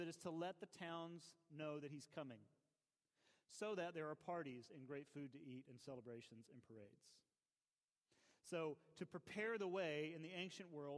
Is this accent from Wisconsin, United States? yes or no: no; Atlanta, Georgia, United States; you know you've grown up here when you say fulfill. I was born in Piedmont Hospital